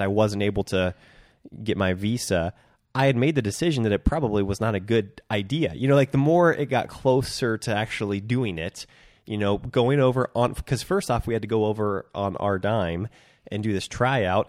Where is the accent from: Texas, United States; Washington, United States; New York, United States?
Washington, United States; Centralia; now in Bend, Oregon, United States; moving up to my hometown, Centralia, Washington, in August